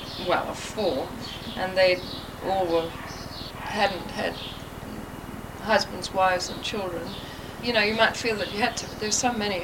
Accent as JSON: {"language": "English", "country": "South Africa", "tie": "born or raised there", "also_born_or_lived": "Bournemouth, England / Cape Town / Durban", "moved": "yes", "said": "I was born here in Bournemouth. We went to South Africa when I was less than"}